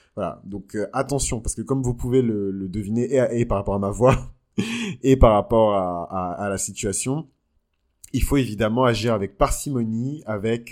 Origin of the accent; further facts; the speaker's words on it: Benin; moved away; quand j'étais dans mon pays d'origine, le Bénin